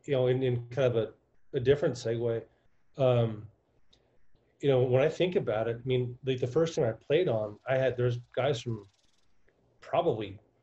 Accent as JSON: {"language": "English", "region": "Southern California", "country": "United States", "tie": "born or raised there", "said": "mine growing up in Southern California"}